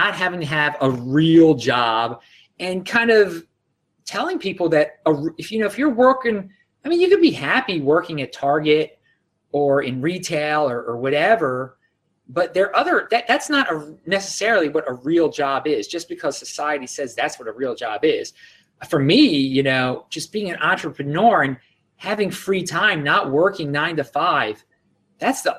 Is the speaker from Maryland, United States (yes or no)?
yes; Baltimore, Maryland, United States; I'm from Baltimore, and that's where I'm coming to you right now